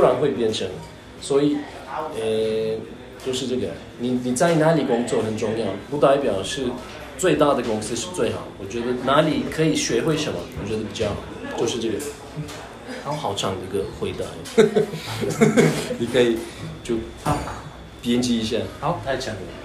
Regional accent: Turkey; first language Turkish; Chinese is a second language; moved away as an adult; now in Taiwan; 我是来自土耳其，然后我就在台湾十一年了。然后我是，呃，二零一零年第一，首一次来台湾。那个时候我的，来台湾的目的是学中文

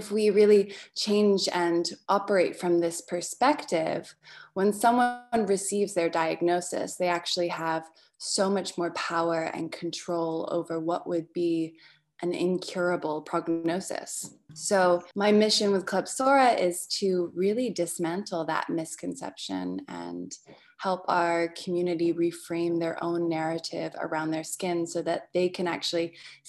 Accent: Portland, Oregon, United States; also born or lived in England; So for your Australian audience, I am English. I'm a dual citizen, actually. So between England and America. And my parents worked together in personal development and osteopathic medicine, which back in the 90s was very alternative. And we had moved to Oregon, to Portland, Oregon, which is where I grew up

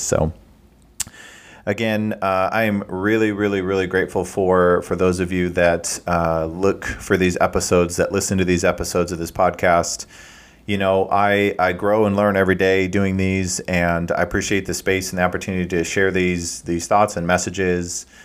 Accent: Midwest, United States; I'm from the Midwest

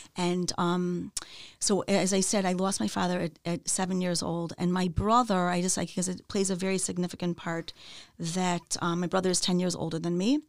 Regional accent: Chicago, Illinois, United States; also born or lived in Wilmette, Illinois; So, um, I grew up in Chicago. I was born in Chicago, in the city.

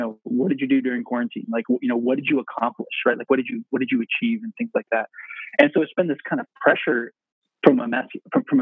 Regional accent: England, United Kingdom; Uh, we're English, so John and I were taught a cheetia

